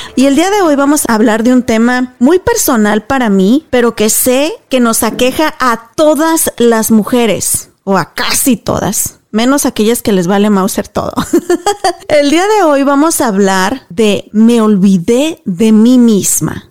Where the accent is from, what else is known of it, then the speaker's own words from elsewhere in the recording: Mexico; como decimos nosotros allá en México